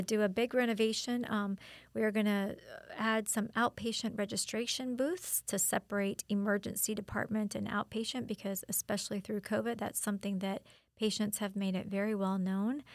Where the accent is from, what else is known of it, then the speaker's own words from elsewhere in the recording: Wesley Chapel, Florida, United States; moved away as an adult; now in Auburndale, United States; my native Wesley Chapel